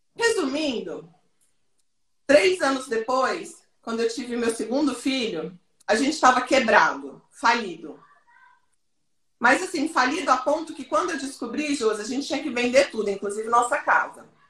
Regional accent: Goiânia, Goiás, Brazil; Eu sou de Goiânia

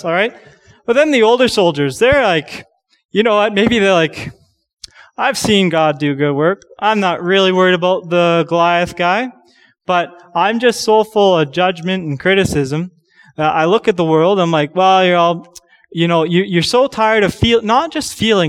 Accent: Canada; a Canadian young man

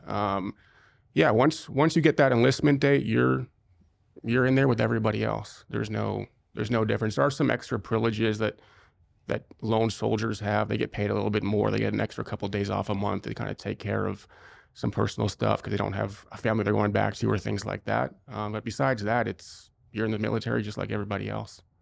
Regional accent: Cincinnati, Ohio, United States; moved away as an adult; also born or lived in Israel; I was born and raised in Cincinnati, Ohio

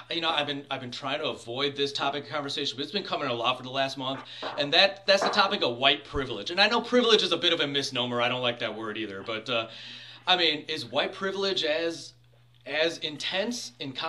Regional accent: India; I'm not just saying that because I'm Indian.

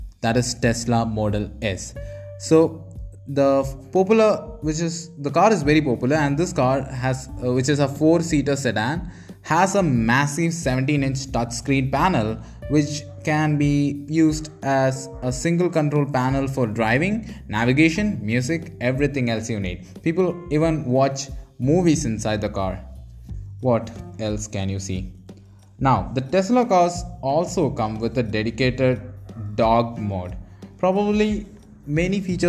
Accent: India; as an Indian

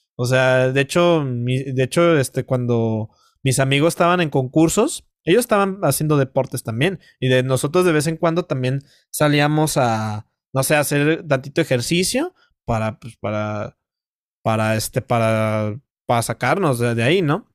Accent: Mexico; como mexicano

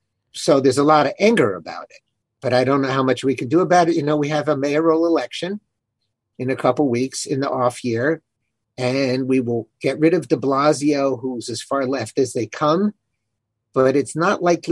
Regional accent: Baltimore, Maryland, United States; also born or lived in Israel; now in New York City, United States; I'm born and bred in Balmer, Maryland. That's B-A-W-L-M-E-R. Get it straight. I've lived in New York a total of 20-some years. I've also lived in Israel for several and a few other fun places.

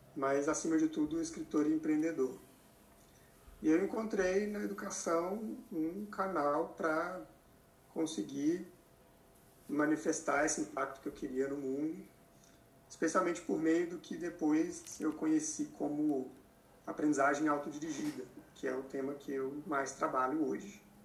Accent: Minas Gerais, Brazil; moved away as an adult; also born or lived in Belo Horizonte; now in São Paulo, Brazil; Eu sou mineiro

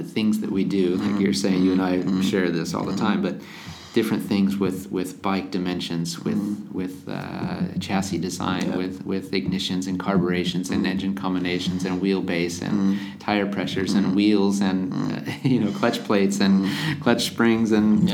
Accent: United States; me being an American

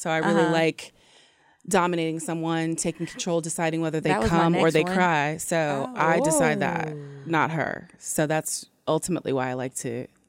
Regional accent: Ohio, United States; also born or lived in Long Beach, California; now in Atlanta, United States; I'm from Ohio, originally.

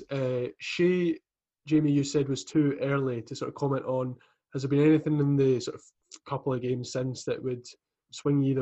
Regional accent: Scotland, United Kingdom; I'm from Midlothian, I've got plenty of Hearts supporting pals.

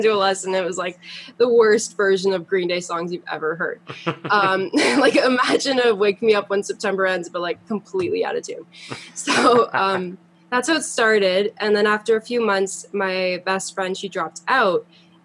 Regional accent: Toronto, Ontario, Canada; also born or lived in Montreal; I was born in Montreal, and then I moved to Toronto when I was 4, and I've basically been here since

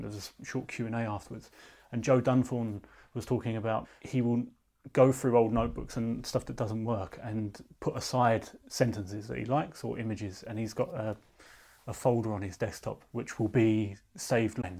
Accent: London, United Kingdom; I was born near Tate Britain

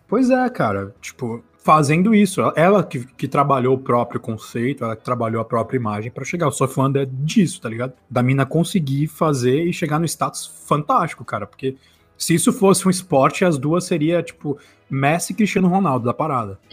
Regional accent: Brazil; Sou brasileiro, eu falo desse jeito.

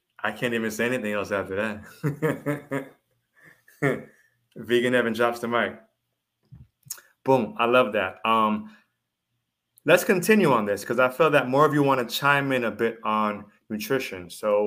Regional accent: Jamaica; but I know I'm Jamaican.

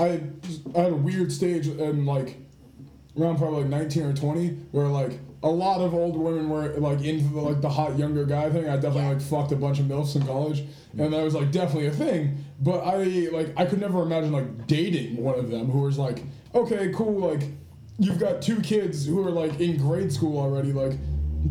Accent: Massachusetts, United States; I'm from Massachusetts

